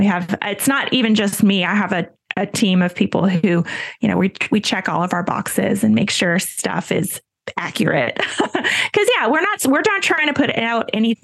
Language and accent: English; Raleigh, North Carolina, United States; I'm from Raleigh, North Carolina